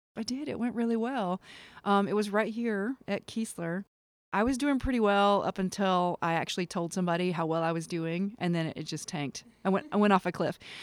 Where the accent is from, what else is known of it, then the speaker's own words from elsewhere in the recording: Kinston, North Carolina, United States; I was born and raised in a place called Kinston, North Carolina